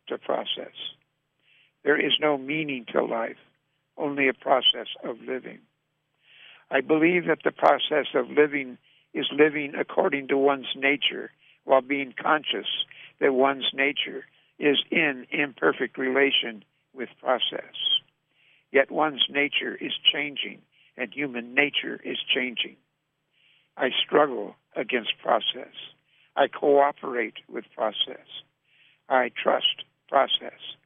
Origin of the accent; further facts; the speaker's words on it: North Dakota, United States; When I was growing up in North Dakota